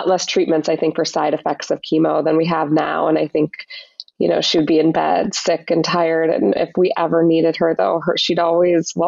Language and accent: English; Minnesota, United States; moved away; also born or lived in Chicago; I grew up in Minnesota